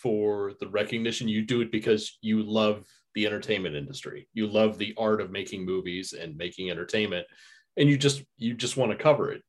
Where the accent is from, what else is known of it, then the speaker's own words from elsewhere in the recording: Florida, United States; I'm from Florida